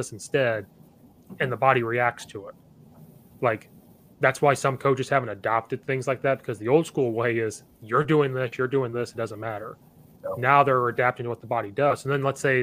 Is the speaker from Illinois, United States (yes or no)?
yes; Central Illinois, United States; moved away as an adult; now in Chicago suburbs, United States; I'm from Central Illinois. I grew up right next to Uvine. Now I live up in the Chicago suburbs